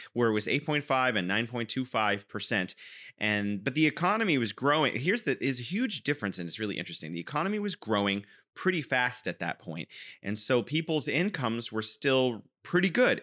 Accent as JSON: {"language": "English", "region": "California", "country": "United States", "moved": "yes", "lives_now": "Wuhan, China", "said": "I'm originally from California, but now I am living in beautiful Wuhan, China."}